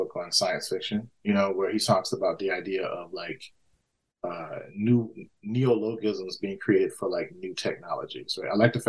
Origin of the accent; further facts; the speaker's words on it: Mississippi, United States; I grew up, you know, lower working class, you know, in the country. I grew up in Mississippi, you know, in, you know, post-civil rights era.